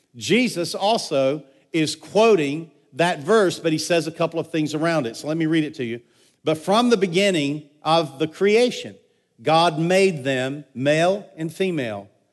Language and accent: English; United States; I'm an American.